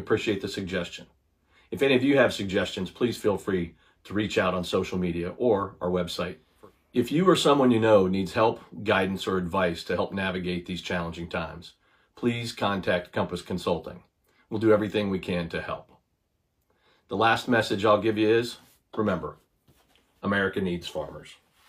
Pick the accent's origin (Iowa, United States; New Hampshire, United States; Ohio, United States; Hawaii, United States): Iowa, United States; It's my home state of Iowa